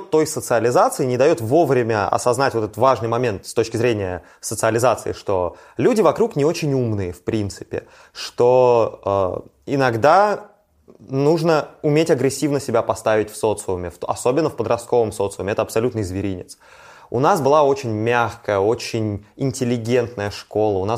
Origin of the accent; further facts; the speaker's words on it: Saint Petersburg / Leningrad Oblast, Russia; я вырос ну, конечно, в Петербурге, да. я вырос в Ленинградской области, Ленобласть в этом плане совсем другое место.